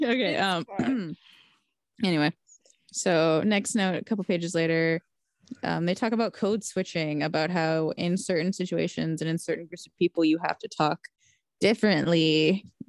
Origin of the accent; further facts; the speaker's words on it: Texas, United States; moved away; also born or lived in California; I'm from Texas